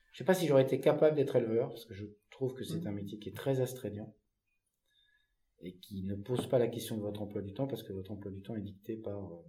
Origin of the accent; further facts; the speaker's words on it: Centre-Val de Loire, France; fois que je suis monté dans une moissonneuse batteuse, j'avais peut-être, je sais pas, 10-12 ans, chez moi dans le Loir-et-Cher.